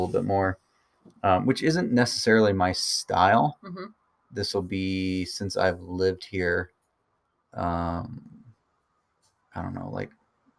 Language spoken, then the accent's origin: English; Louisville, Kentucky, United States; moved away; Born and raised in eastern Louisville, Kentucky.